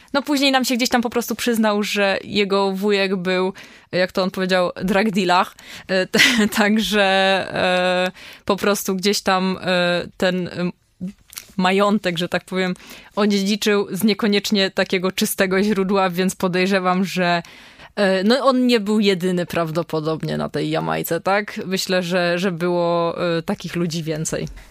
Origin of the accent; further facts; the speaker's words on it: Poland; jesteśmy z Polski